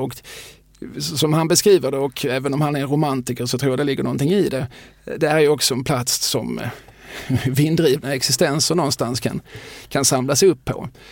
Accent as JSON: {"language": "Swedish", "town": "Eslöv", "region": "Skåne", "country": "Sweden", "said": "som Eslövsbo"}